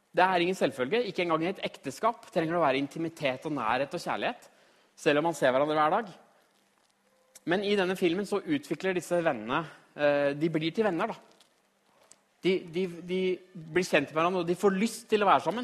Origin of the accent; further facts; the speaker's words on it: Trysil, Innlandet, Norway; moved away; also born or lived in Australia; jeg kommer fra Trysil.